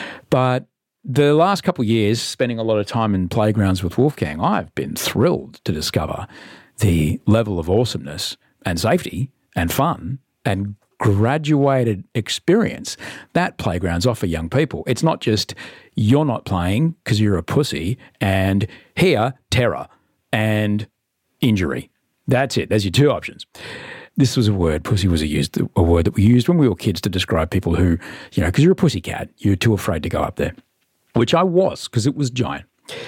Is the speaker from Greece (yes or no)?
no; Brisbane, Queensland, Australia; I grew up in Brisbane, these things were terrifyingly hot to the touch.